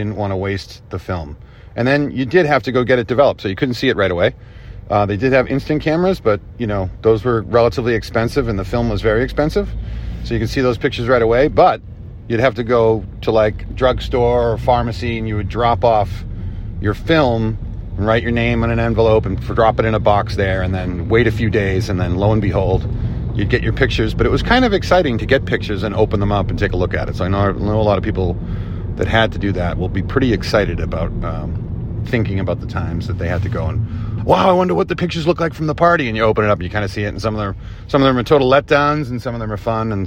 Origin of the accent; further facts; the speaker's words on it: Boston, Massachusetts, United States; where I grew up in South Boston